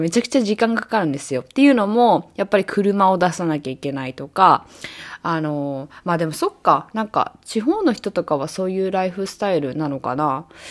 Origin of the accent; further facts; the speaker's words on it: Japan; also born or lived in New York, United States; now in Los Angeles, United States; 日本で生まれて育って、ニューヨークでそ、あの、暮らしてて